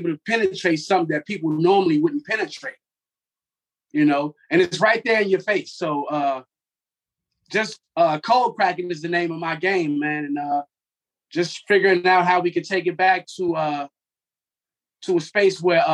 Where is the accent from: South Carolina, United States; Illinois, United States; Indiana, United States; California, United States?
Illinois, United States; Chicago; now in Pittsburgh, United States; I'm originally from Chicago, but came to Pittsburgh